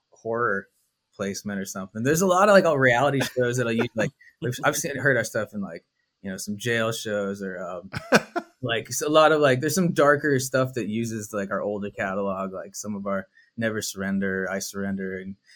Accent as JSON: {"language": "English", "region": "Montana", "country": "United States", "tie": "born or raised there", "said": "Uh, you know, I grew up when I was a, I grew up in Montana, so I never had a, a team."}